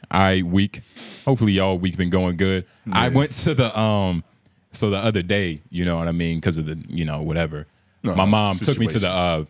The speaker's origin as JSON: {"language": "English", "country": "United States", "said": "Bitch, I'm American."}